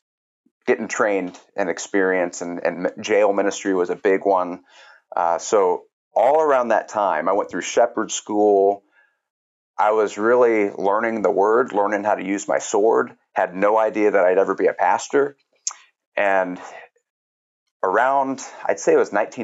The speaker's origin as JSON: {"language": "English", "town": "Kansas City", "country": "United States", "tie": "born or raised there", "moved": "yes", "lives_now": "Monmouth, United States", "said": "I grew up, I'm originally from Kansas City"}